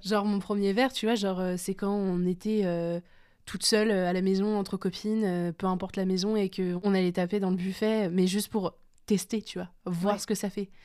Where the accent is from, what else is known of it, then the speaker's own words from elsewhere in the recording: France; on est français